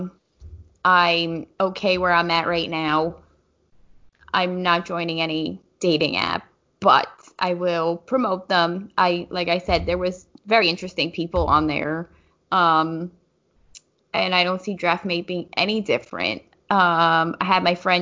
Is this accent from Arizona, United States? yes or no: no; New Jersey, United States; now in South Jersey, United States; since I live down South Jersey, but I'm from North Jersey